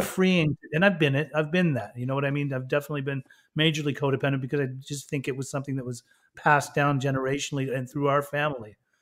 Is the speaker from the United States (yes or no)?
yes; Utah, United States; also born or lived in Germany / Iran; Growing up in Utah, I mean, come on, a Persian kid with, from Muslim parents